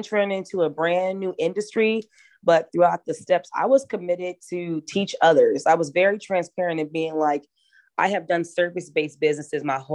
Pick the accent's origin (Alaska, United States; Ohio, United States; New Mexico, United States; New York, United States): Alaska, United States; also born or lived in Savannah, Georgia; I am originally from Savannah, Georgia, but I'm super, super proud to be a lifelong Alaskan